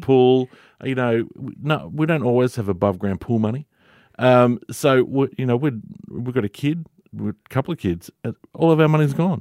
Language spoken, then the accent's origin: English; Victoria, Australia; moved away as an adult; now in Dubbo, Australia; to move from my home state of Victoria. Moved a thousand kilometres away to sunny Dubbo.